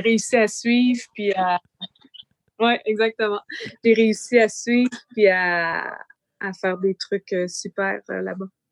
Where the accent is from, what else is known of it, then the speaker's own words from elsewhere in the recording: Canada; now in France; je suis canadienne